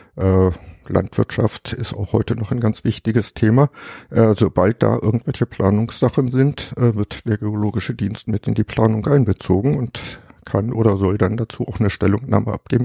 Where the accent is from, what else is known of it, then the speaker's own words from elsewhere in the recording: Germany; moved away as an adult; Also ich stamme aus dem Harz